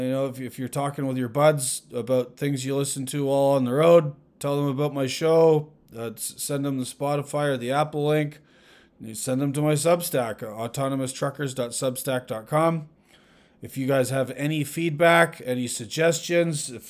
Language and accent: English; Ottawa, Ontario, Canada; now in United States; I live in the United States now. I did go home to Ottawa